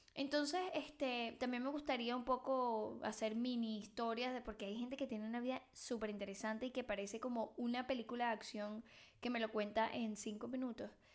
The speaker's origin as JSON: {"language": "Spanish", "country": "Venezuela", "also_born_or_lived": "Mexico", "moved": "yes", "lives_now": "Barcelona, Spain", "said": "yo soy venezolana, que vivió en México y vive en Barcelona"}